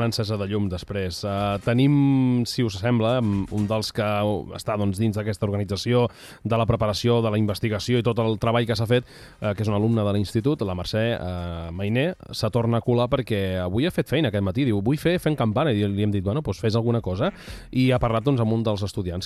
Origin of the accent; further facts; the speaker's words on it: Empordà, Catalonia, Spain; Jo, com a empordanès, que em sento